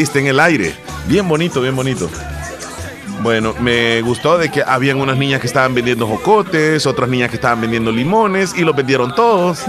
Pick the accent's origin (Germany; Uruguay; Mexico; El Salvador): El Salvador; nuestro país